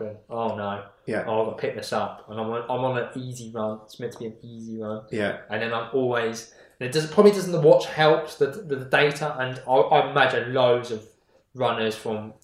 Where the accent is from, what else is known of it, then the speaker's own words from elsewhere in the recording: Hollington, South East England, United Kingdom; I'm from Hollington. So I'm the Forrest Gump of Hollington